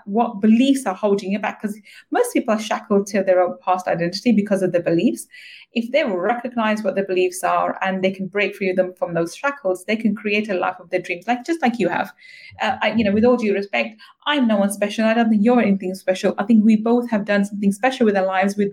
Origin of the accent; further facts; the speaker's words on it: London, United Kingdom; I grew up in East London